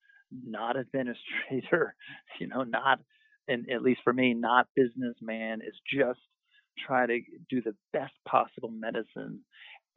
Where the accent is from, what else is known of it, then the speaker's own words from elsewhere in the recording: Westchester, New York, United States; also born or lived in New Orleans / Albany, New York; now in New York City, United States; I grew up not in New York City, but outside in Westchester.